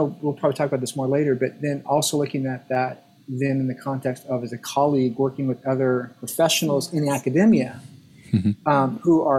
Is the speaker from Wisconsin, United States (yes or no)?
no; Arizona, United States; moved away; I grew up in Arizona, in Southern Baptist Arizona churches